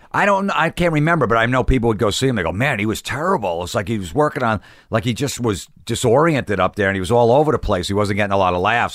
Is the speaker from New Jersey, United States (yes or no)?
yes; Old Bridge, New Jersey, United States; growing up in New Jersey, in Old Bridge, New Jersey